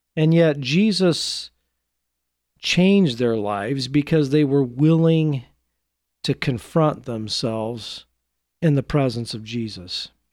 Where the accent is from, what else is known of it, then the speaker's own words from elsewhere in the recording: Portland, United States; my hometown of Portland